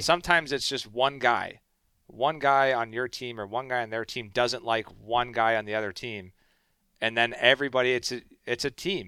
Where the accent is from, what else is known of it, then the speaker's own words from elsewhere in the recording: Canada; I'm Canadian boy